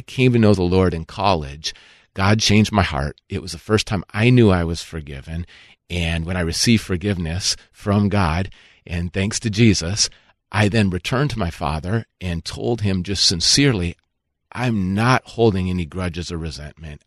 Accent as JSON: {"language": "English", "region": "Minnesota", "country": "United States", "tie": "born or raised there", "said": "I grew up in Minnesota"}